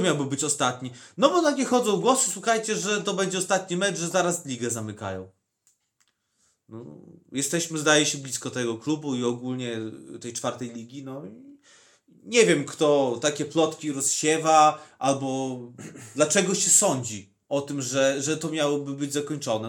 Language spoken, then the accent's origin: Polish; Podlaskie Voivodeship, Poland; u nas na Podlasiu